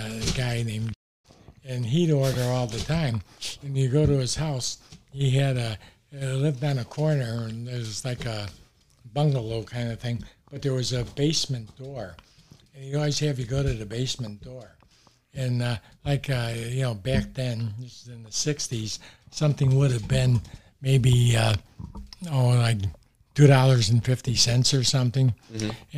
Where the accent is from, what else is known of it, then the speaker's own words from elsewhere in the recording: Oak Park, Illinois, United States; Growing up in Oak Park, that's when they were building the Eisenhower Expressway.